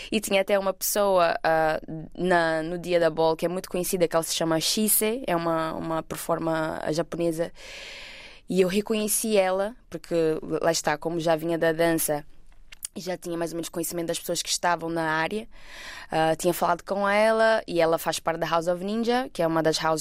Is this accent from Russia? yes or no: no; Portugal; also born or lived in Brazil; eu nasci no Brasil, mas por volta dos meus 10 eu vim para Portugal. Uh, então eu basicamente cresci cá também.